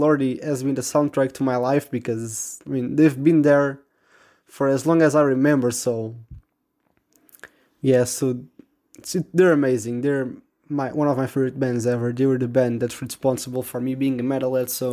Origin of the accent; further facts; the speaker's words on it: Portugal; I'm 15 years old and I'm from Portugal.